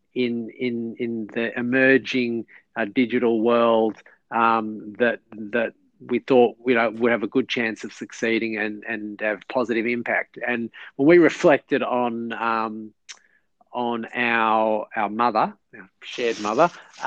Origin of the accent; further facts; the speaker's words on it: Melbourne, Victoria, Australia; also born or lived in New York; I am born and bred in Melbourne